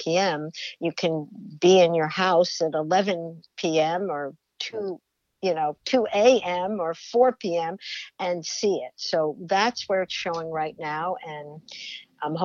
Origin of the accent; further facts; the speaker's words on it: New Jersey, United States; when I was growing up in New Jersey